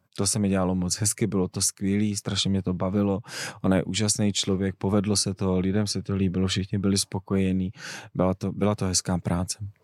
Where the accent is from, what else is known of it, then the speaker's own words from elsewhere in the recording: Czechia; my máme jako Češi